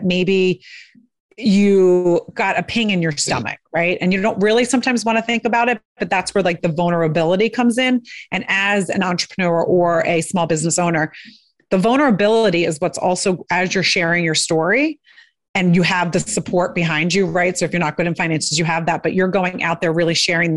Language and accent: English; outside of Philadelphia, Pennsylvania, United States; I grew up outside of Philadelphia